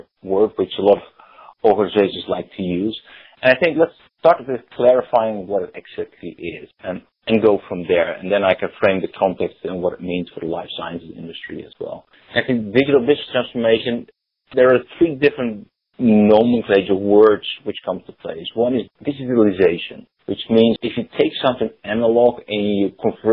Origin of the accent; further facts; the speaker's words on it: Netherlands; accent: Dutch; English is a second language; moved away as an adult; now in United States; I still have a slight Dutch accent. Born and raised in the Netherlands many, many years ago, living in the US for 11 years.